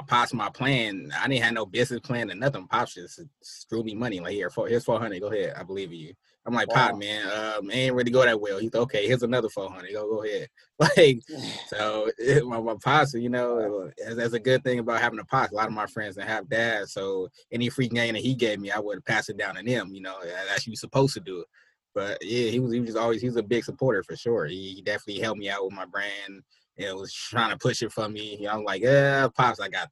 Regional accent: San Francisco, California, United States; now in Sacramento, United States; I'm from Hunters Point, family from Trail Hill, Sunnydale. So I'm all over San Francisco

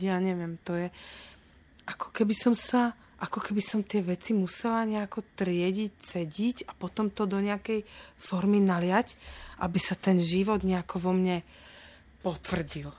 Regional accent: Bratislava, Bratislava Region, Slovakia; also born or lived in Petržalka, Bratislava; ja som z pôvodom z Dubravky

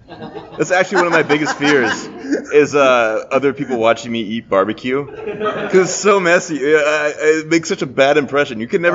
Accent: Lincoln, Nebraska, United States; We're from Lincoln, Nebraska

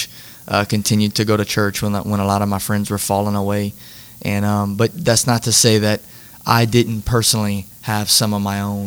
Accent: Catahoula, Louisiana, United States; also born or lived in St. Martinville, Louisiana; I grew up in Catahoula. And when you grow up in Catahoula, you really grow up in St. Martinville

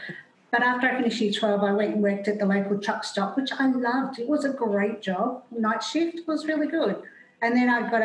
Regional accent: Nhill, Victoria, Australia; was born in Neil, which is halfway between Melbourne and Adelaide

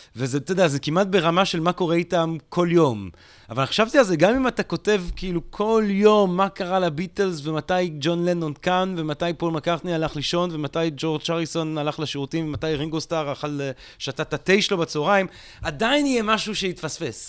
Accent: Belgium; now in Israel; אני גדלתי בבלגיה

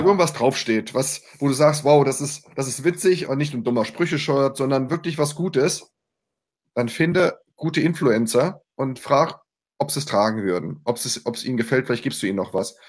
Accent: Mainz, Rhineland-Palatinate, Germany; ich bin Mainzer.

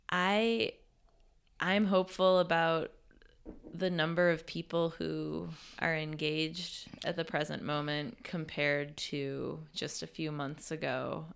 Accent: Western New York, United States; moved away as an adult; also born or lived in Texas; I grew up in Western New York, and experienced the Four Seasons, but then I spent eight years in Texas

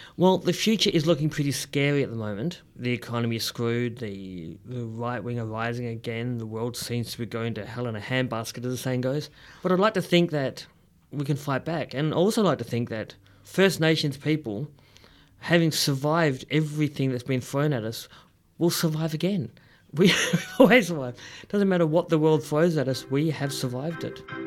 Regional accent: Perth, Western Australia, Australia; moved away as an adult; also born or lived in Melbourne; I grew up in Perth, which is, well, as you know

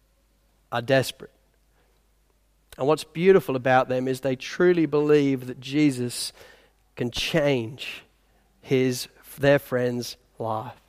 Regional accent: England, United Kingdom; I'm English

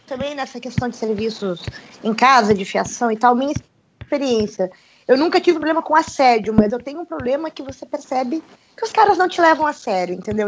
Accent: Brazil; now in Russia; eu falando como brasileira

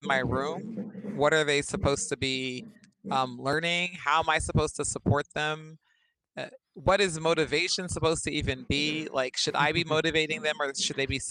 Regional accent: Berkeley, California, United States; now in Arizona, United States; I'm from Berkeley, California.

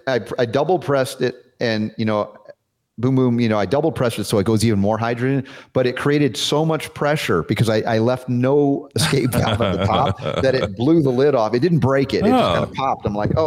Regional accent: United States; our growing up in the United States

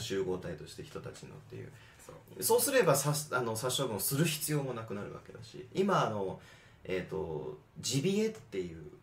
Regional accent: United States; 僕らがアメリカ人

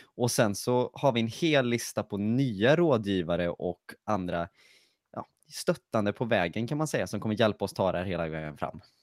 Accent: Lidköping, Västra Götaland, Sweden; Jag kommer från Lidköping.

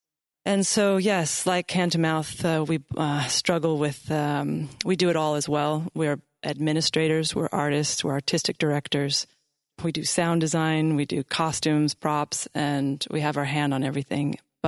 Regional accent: Sunriver, Oregon, United States; also born or lived in Seattle / Lummi Indian Reservation; But I'm originally from Seattle, actually grew up on the Lummi Indian Reservation and was raised in Sun River, Oregon

